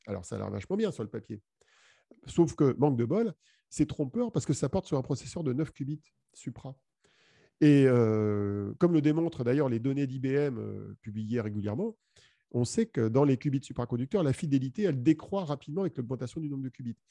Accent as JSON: {"language": "French", "country": "France", "said": "chez nous en France"}